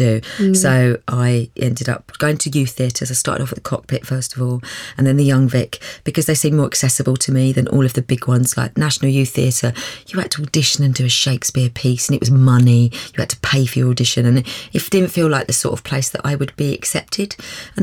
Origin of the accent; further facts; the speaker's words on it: London, United Kingdom; I was born in North London. I've got a sister, Sue, who's 3 years older than me. And we grew up a very normal kind of working class family.